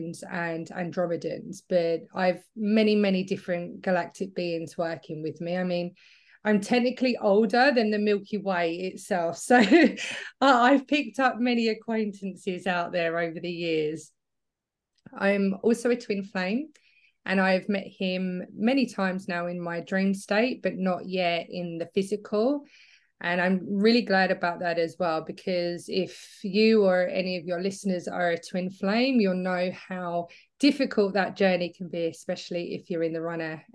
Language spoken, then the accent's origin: English; England, United Kingdom; moved away as an adult; now in Australia; I'm originally from England, but I moved to Australia 10 years ago now. So I feel like I'm getting a bit of an Aussie twang